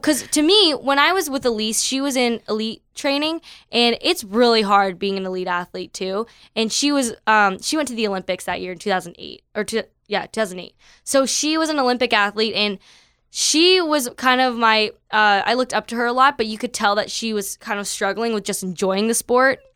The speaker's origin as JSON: {"language": "English", "town": "Toronto", "region": "Ontario", "country": "Canada", "moved": "as an adult", "lives_now": "California, United States", "said": "I am from Toronto, Canada"}